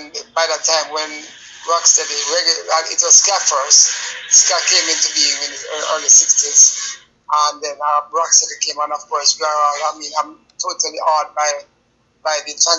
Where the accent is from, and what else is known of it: Jamaica; born or raised there